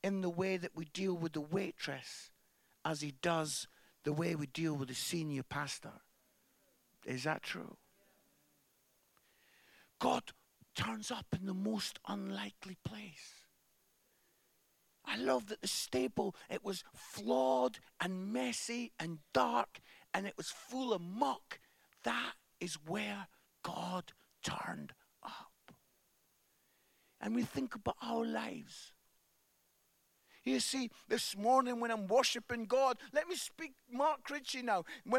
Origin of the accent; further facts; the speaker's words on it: Musselburgh, Scotland, United Kingdom; I'm from Musselburgh, which is just outside Edinburgh. And I used to go up to the Edinburgh Fringe every summer